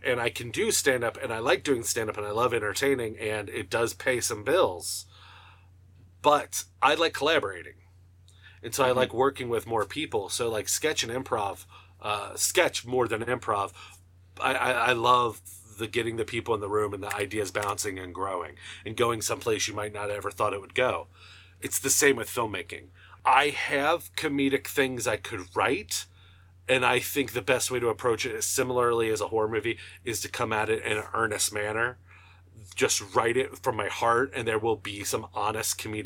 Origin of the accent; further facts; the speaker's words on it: Northern Kentucky, United States; I'm a comedian from Northern Kentucky